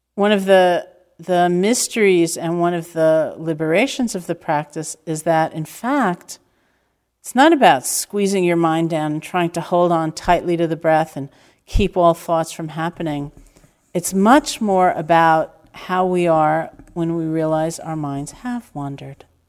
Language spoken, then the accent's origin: English; New York, United States; growing up in New York